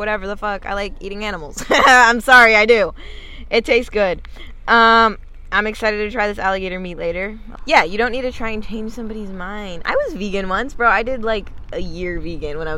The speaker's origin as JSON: {"language": "English", "town": "Boston", "region": "Massachusetts", "country": "United States", "tie": "born or raised there", "also_born_or_lived": "California", "moved": "yes", "lives_now": "Los Angeles, United States", "said": "I was born in Boston, Massachusetts"}